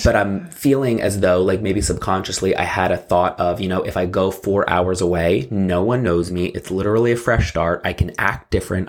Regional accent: New Jersey, United States; I grew up in South Jersey

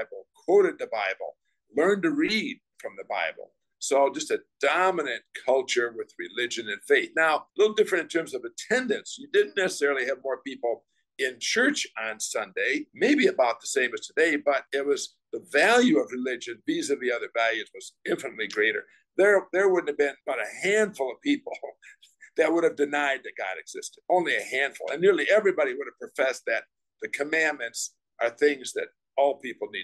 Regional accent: Grand Rapids, Michigan, United States; I was raised in Grand Rapids, Michigan

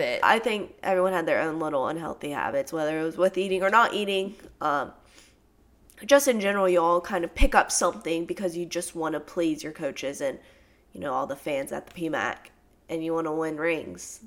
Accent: Tennessee, United States; moved away as an adult; also born or lived in Louisiana; I'm actually from Tennessee, so back in my hometown

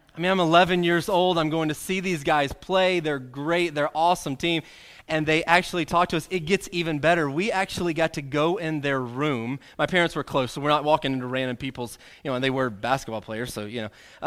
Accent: Arkansas, United States; pretty much since I've been born, growing up in Arkansas

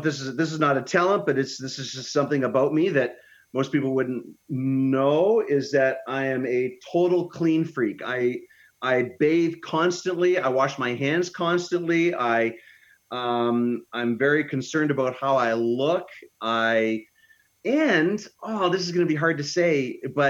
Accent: Canada; I love my home country, but I live in a very northern climate, and our food is pretty selective here

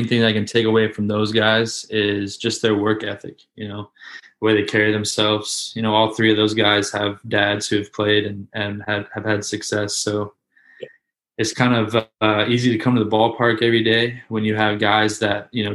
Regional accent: Gainesville, Florida, United States; I grew up in Gainesville. So, which is right where the University of Florida

